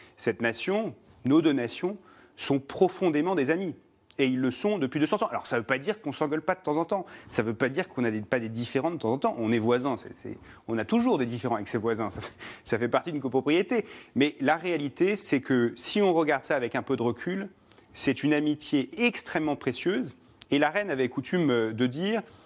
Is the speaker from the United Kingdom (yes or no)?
yes; United Kingdom; moved away; c'est le pays de mon père et que j'ai grandi au Royaume-Uni